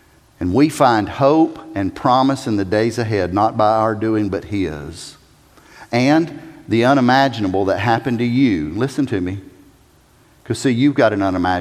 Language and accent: English; South Carolina, United States; I'm a redneck from South Carolina.